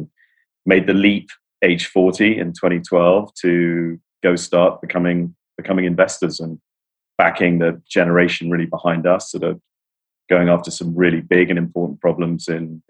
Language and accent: English; United Kingdom; moved away as an adult; now in New York, United States; And as you can tell, yeah, I'm the Brit on the team. I've been in Brooklyn now I've been in New York actually for close to 17 years, but I've managed to cling desperately onto the Brit accent. I grew up in central London, grew up in Islington.